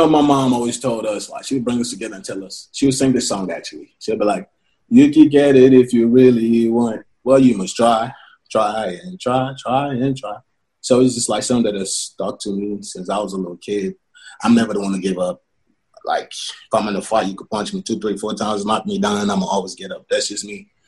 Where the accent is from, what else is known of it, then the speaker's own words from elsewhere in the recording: Lagos, Nigeria; moved away; I was born in Lagos.